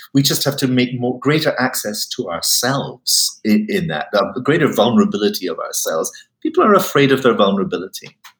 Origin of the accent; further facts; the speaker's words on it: Highlands of Scotland, United Kingdom; I come from the Highlands of Scotland, it can be very cold